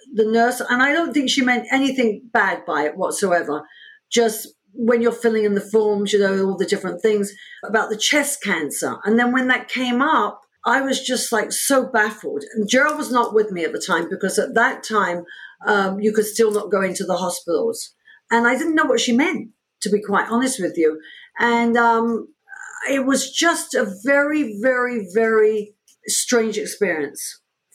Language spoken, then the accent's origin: English; London, United Kingdom; moved away as an adult; also born or lived in New York, United States; now in United States; I was born in London, in England